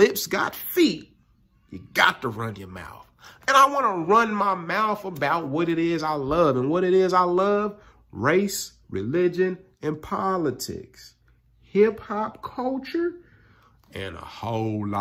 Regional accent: Kansas City, Missouri, United States; growing up in Kansas City

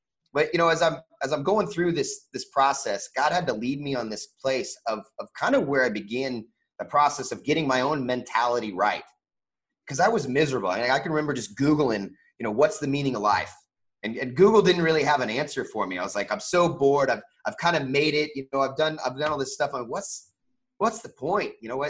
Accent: Kansas, United States; also born or lived in Indiana / California; I was born in Indiana, but lived in California, back to Indiana. We moved to Kansas when she met my stepdad and lived there for the majority of my you know, young adult life.

